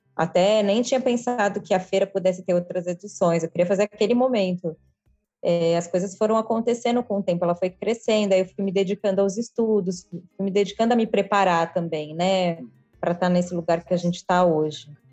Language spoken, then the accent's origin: Portuguese; São Paulo, Brazil; eu sou de São Paulo